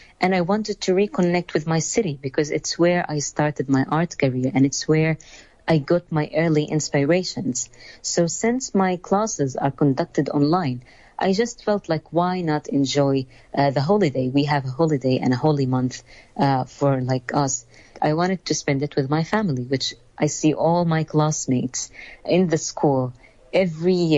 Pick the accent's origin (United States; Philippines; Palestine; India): Palestine; Gaza, Gaza Strip; I'm from Palestine, the Gaza Strip. I was born and raised in the city of Gaza